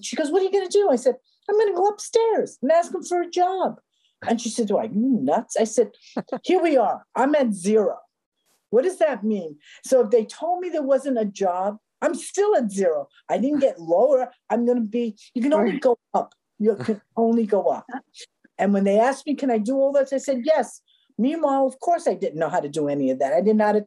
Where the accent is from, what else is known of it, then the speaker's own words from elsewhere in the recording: New York City, New York, United States; I grew up in Spanish Harlem.